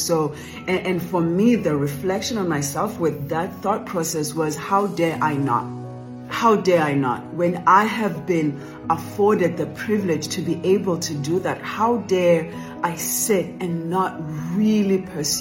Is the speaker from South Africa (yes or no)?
yes; South Africa; I grew up in South Africa, in the villages of South Africa.